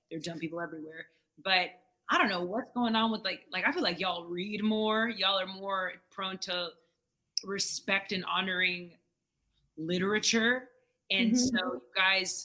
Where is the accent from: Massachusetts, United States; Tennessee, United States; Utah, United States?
Massachusetts, United States; Boston; I'm from New England. Like, I'm from Boston